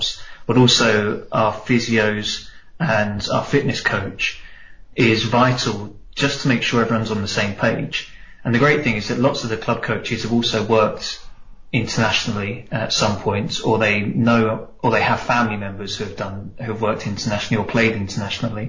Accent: England, United Kingdom; moved away as an adult; now in Spain; my home country of England

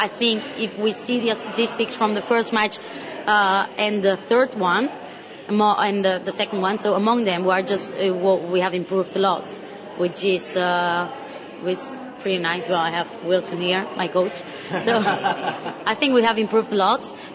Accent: Terrassa, Catalonia, Spain; English is a second language; in Spain, I come from Terrassa, so it's near by Barcelona

